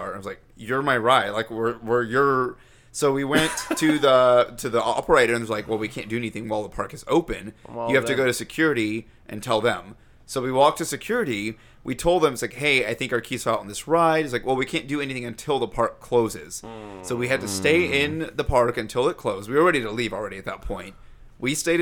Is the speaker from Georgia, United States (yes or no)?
yes; Georgia, United States; moved away; I grew up in Georgia